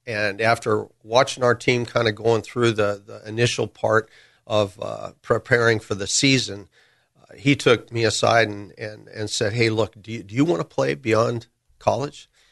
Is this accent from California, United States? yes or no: yes; Burbank, California, United States; I grew up in Burbank.